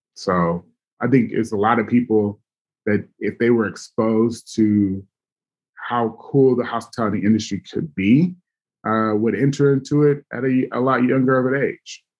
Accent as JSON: {"language": "English", "town": "Los Angeles", "region": "California", "country": "United States", "tie": "born or raised there", "lives_now": "Oakland, United States", "said": "my hometown"}